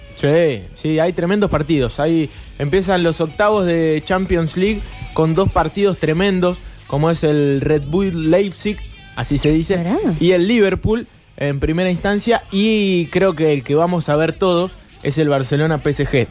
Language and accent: Spanish; Atenas, Córdoba, Argentina; Yo me crié en Atenas tomando recero con coca